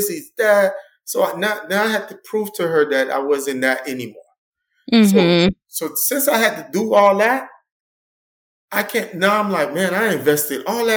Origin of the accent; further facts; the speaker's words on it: Miami, Florida, United States; grew up in Liberty City. I grew up on a rough and tough side